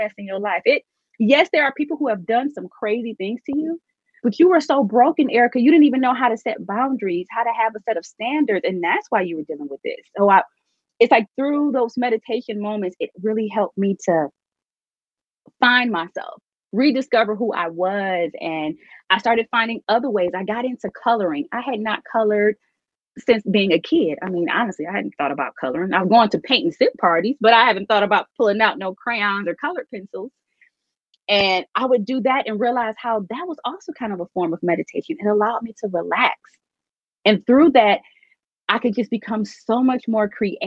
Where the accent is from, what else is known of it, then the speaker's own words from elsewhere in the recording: Detroit, Michigan, United States; I'm from Detroit